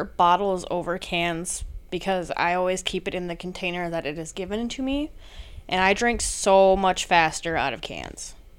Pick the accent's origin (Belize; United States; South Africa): United States; Cross Plains, Wisconsin; my hometown of Cross Plains, Wisconsin.